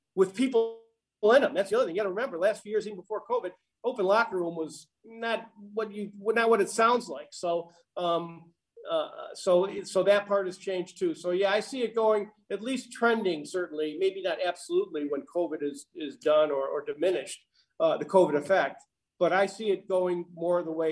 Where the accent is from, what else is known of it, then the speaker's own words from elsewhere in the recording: Chicago, Illinois, United States; moved away as an adult; also born or lived in Columbia, Missouri / Little Rock, Arkansas / St. Louis, Missouri; I'm from Chicago